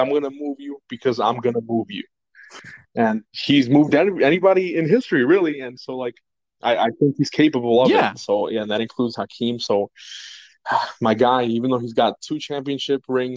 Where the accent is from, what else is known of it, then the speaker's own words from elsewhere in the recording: Chicago, Illinois, United States; we're from Chicago